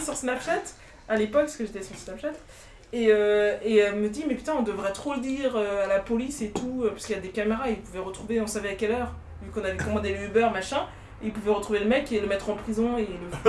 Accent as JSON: {"language": "French", "country": "France", "said": "on est française"}